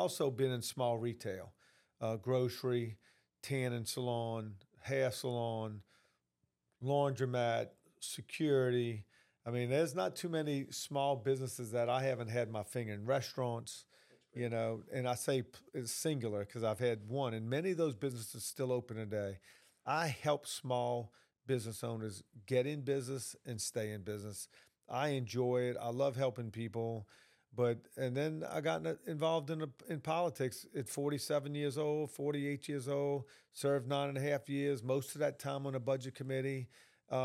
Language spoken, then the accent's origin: English; New Orleans, Louisiana, United States; Look, I'm originally from New Orleans. You can tell by this little country accent I have.